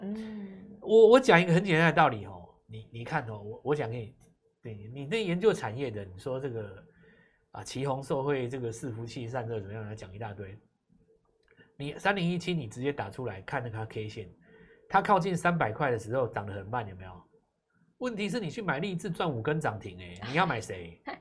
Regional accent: Taiwan; 在我们台湾

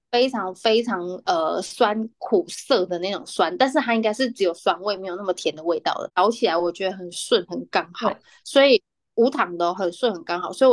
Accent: Taichung, Taiwan; 因为我们的那个听众蛮多台中的乡亲，我是台中的乡亲，呃，我就可以讲一下

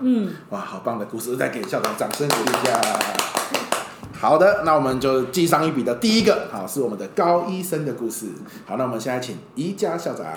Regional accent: Pingtung County, Taiwan; 即便我生者当屏东

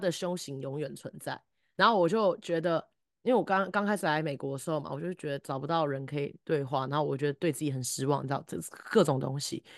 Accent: Taiwan; 身在台湾是我作，我作为人一个很大的幸运

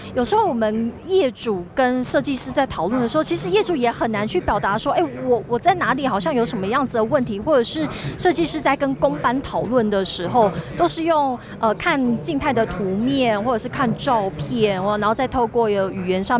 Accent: Tainan, Taiwan; 我明明是台南人

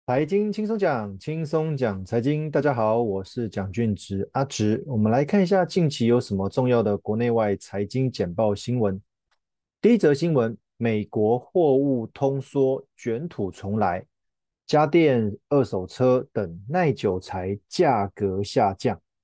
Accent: Taiwan; 我们台湾人

